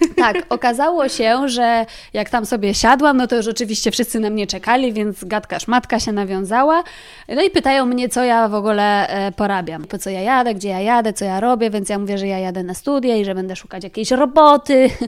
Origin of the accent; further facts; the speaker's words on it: near Kraków, Lesser Poland, Poland; moved away as an adult; now in Warsaw, Poland; ja jestem spod Krakowa